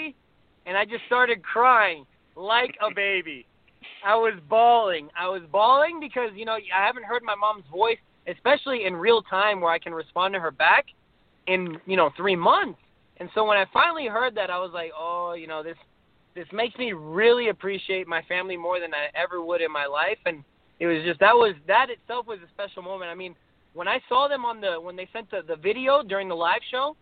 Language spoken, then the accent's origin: English; Slidell, Louisiana, United States; I'm literally nobody from Slidell